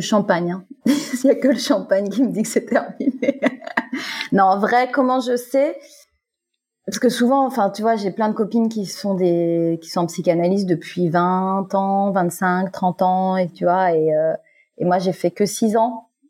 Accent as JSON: {"language": "French", "country": "Guadeloupe", "moved": "as an adult", "lives_now": "Fréjus, France", "said": "je viens de Guadeloupe. Voilà, et ça fait à peu près six ans maintenant que j'habite à Fréjus dans, dans, le sud de la France"}